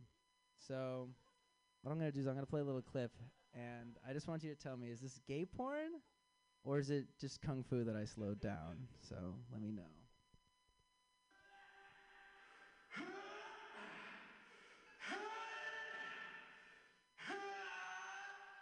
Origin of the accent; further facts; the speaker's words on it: Chicago, Illinois, United States; I am from Chicago